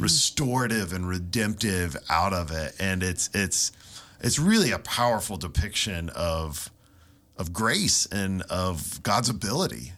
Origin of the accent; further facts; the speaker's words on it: Ohio, United States; little town I grew up in in Ohio